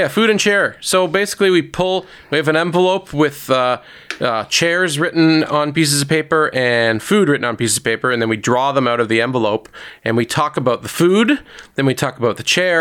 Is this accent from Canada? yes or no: yes; Toronto, Ontario, Canada; I honestly am born and raised in Toronto